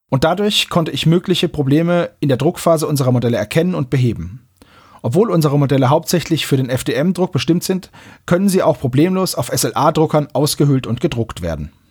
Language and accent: German; Alanya, Antalya, Turkey; Ich komme aus Alanya, Antalya. Ich bin mir sicher, viele Deutsche kennen diese Stadt sehr gut.